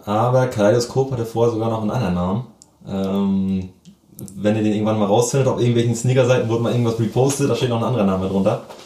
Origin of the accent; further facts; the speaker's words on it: Lockwisch, Mecklenburg-Vorpommern, Germany; now in Lübeck, Germany; ich komm tatsächlich aus Mecklenburg